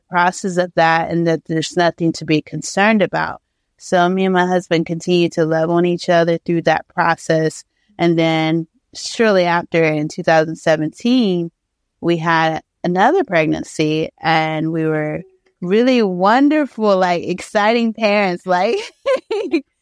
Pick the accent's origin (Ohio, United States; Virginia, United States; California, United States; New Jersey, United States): Ohio, United States; moved away; I'm from Ohio